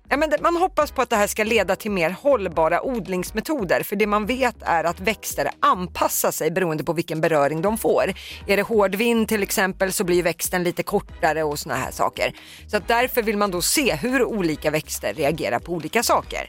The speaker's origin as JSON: {"language": "Swedish", "town": "Södertälje", "region": "Stockholm County", "country": "Sweden", "tie": "born or raised there", "said": "det är mina hemtrakter"}